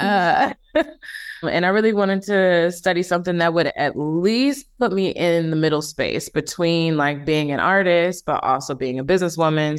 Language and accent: English; Milwaukee, Wisconsin, United States; moved away; also born or lived in Illinois / Brooklyn, New York; I'm originally from Milwaukee, Wisconsin. I was born in Illinois. Both of my parents are from Chicago, but I grew up there in Milwaukee.